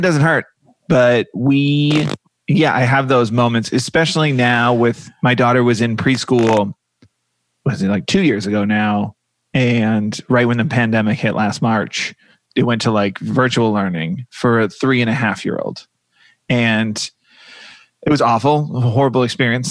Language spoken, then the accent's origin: English; Massachusetts, United States; also born or lived in New York; now in Los Angeles, United States; I am from Massachusetts